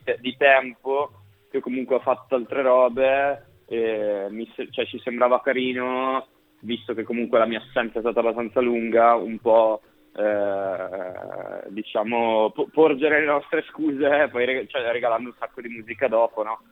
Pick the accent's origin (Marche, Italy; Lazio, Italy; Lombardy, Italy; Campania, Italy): Lombardy, Italy; Brescia; moved away as an adult; now in Milan, Italy; io sono di Brescia